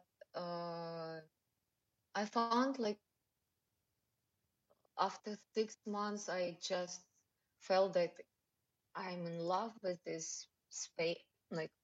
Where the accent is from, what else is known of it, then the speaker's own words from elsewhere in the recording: Russia; English is a second language; moved away as an adult; also born or lived in Moscow, Russia; now in Bali, Indonesia; Originally, I'm from Russia, but living in Bali more than.